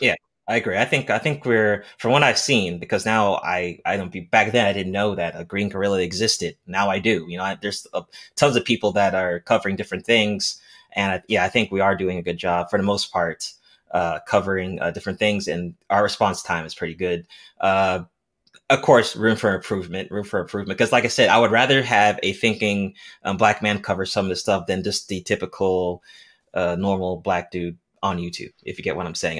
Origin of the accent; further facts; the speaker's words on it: Nigeria; I'm Nigerian